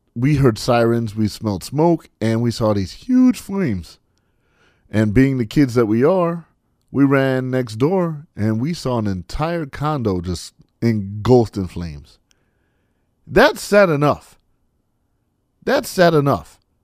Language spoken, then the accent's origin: English; California, United States; moved away; in my home state, my, my native state